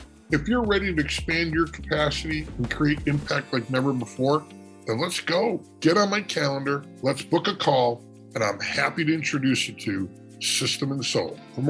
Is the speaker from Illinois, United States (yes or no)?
yes; Chicago, Illinois, United States; My best friend growing up in Chicago